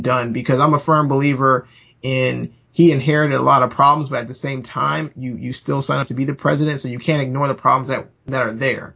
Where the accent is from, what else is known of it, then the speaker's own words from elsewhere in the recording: United States; we as Americans